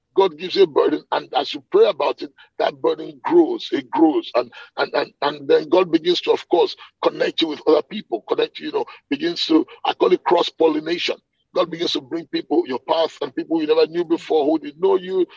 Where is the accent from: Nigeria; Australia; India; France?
Nigeria; moved away as an adult; now in Atlanta, United States; I'm a Nigerian by birth. Okay, I grew up in Nigeria, but I've left Nigeria.